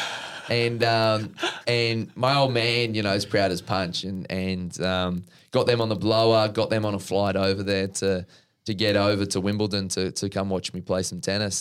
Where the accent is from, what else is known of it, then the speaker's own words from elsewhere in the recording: Brisbane, Queensland, Australia; my folks' place at Norman Park.